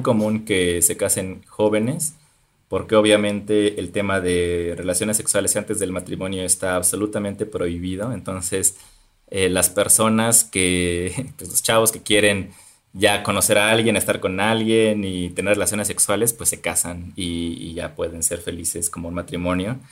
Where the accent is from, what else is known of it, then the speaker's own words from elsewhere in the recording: Topilejo, Mexico City, Mexico; yo crecí en un pueblo llamado Topilejo